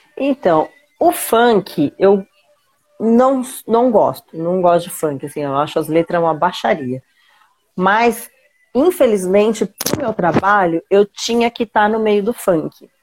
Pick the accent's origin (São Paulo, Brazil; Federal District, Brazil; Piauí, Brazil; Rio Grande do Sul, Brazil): São Paulo, Brazil; eu nasci em São Paulo